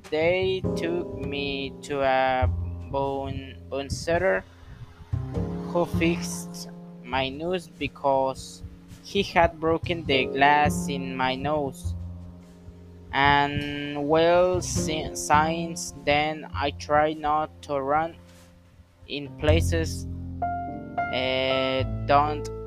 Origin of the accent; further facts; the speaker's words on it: Acapulco, Guerrero, Mexico; English is a second language; I am 21 years old. I come from Acapulco, Guerrero.